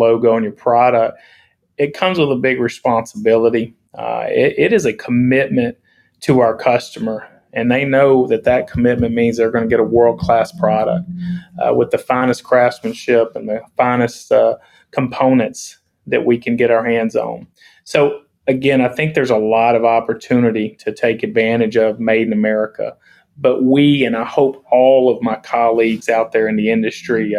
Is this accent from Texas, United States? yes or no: yes; Center, Texas, United States; I'm from Center Texas, as well as a lot of my colleagues. You know, we're from Center, and we're really proud to call it home